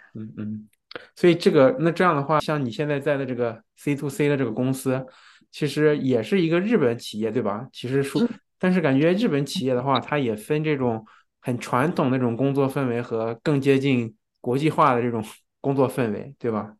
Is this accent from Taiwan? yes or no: no; China; now in Japan; 对于在日本生活的人来说，中国人，我们也是外国人的